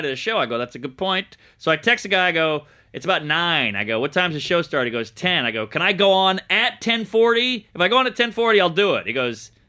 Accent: New Orleans, Louisiana, United States; New Orleans

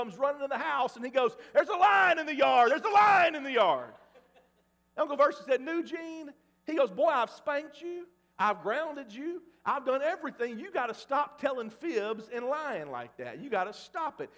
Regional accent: Mississippi, United States; now in Oklahoma, United States; growing up in Mississippi

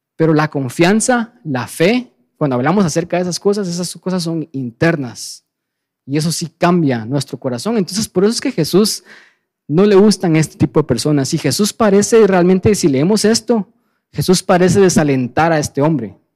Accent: Guatemala; somos gentiles guatemaltecos, nacidos en un país del tercer mundo

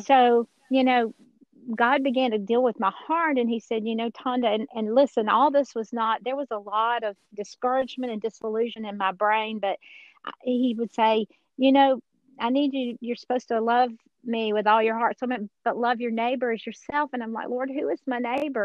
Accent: Georgia, United States; accent: Georgia accent; I am a Georgia girl originally. I'm sure nobody can tell that from my accent.

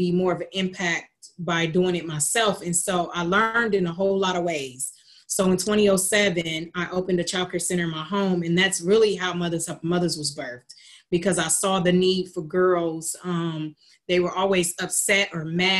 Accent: Lima, Ohio, United States; also born or lived in Columbus, Ohio; I'm originally from Lima, Ohio, born and raised, moved to Columbus, Ohio at 19 years old

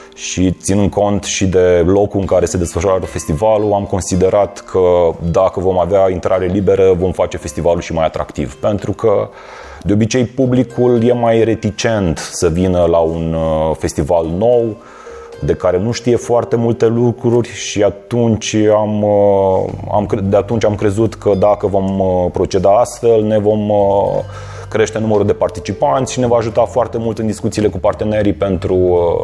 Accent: Iași, Iași County, Romania; moved away as an adult; now in Cluj-Napoca, Romania; sunt din Iași, dar de aproximativ 4 uh, ani sunt uh, clujean

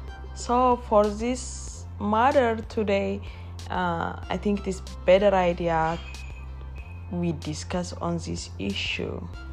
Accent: Ethiopia; moved away as an adult; now in United States; I was born and raised in Ethiopia, and when I grew up there, I know only that I'm Ethiopian

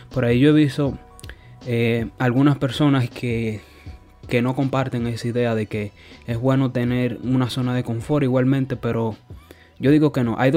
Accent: Santo Domingo, Distrito Nacional, Dominican Republic; moved away; Piensa de que yo vengo de Santo Domingo y claro, allí yo tenía mi rutina de 5 de la mañana hasta las 10 de la noche.

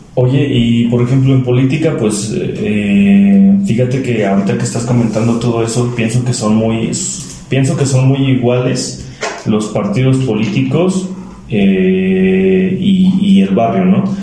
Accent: Mineral del Chico, Hidalgo, Mexico; En mi pueblo, en del Chico

